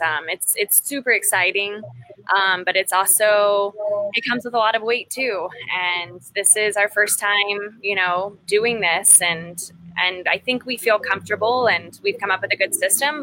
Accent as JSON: {"language": "English", "town": "College Station", "region": "Texas", "country": "United States", "also_born_or_lived": "Fort Worth, Texas / Yosemite National Park, California", "moved": "yes", "said": "I'm from College Station, Texas, which not many people know"}